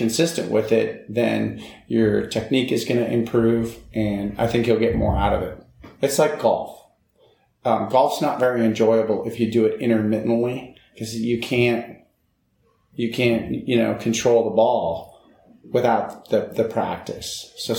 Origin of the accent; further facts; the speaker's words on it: California, United States; I came from California, and, you know, I was like, okay, Indiana.